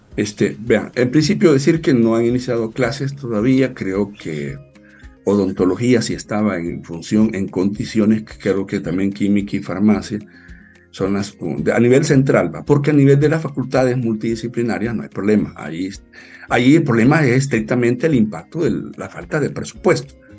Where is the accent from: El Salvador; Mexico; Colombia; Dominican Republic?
El Salvador; nuestro pueblo